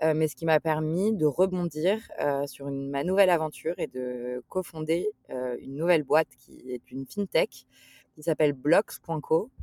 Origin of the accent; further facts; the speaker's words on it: Paris, Île-de-France, France; j'ai grandi à Paris